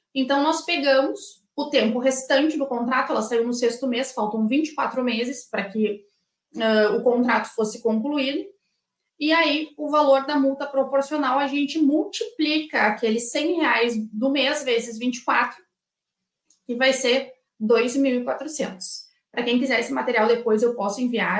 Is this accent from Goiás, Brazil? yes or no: no; Rio Grande do Sul, Brazil; Eu sou aqui do Rio Grande do Sul